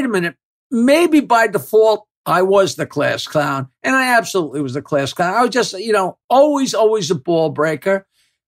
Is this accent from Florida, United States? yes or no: no; Bayville, New York, United States; my grandfather built the house I live in, and my father and mother lived downstairs